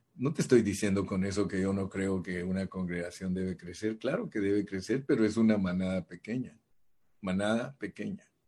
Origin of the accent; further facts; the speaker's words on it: Guatemala; soy de Guate